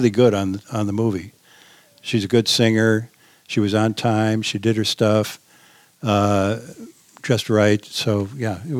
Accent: Midwest, United States; Obviously, I'm the guy from the Midwest who doesn't know anything about what a shiva is

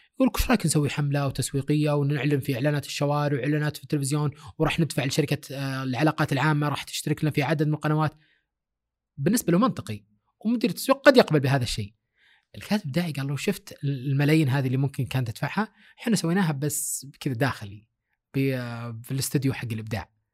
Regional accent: Saudi Arabia; هنا عندنا في السعوديه

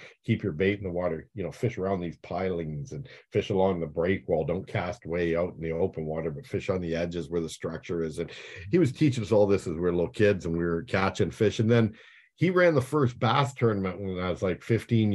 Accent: Chatham, Ontario, Canada; also born or lived in Blenheim, Ontario; I was born in Chatham

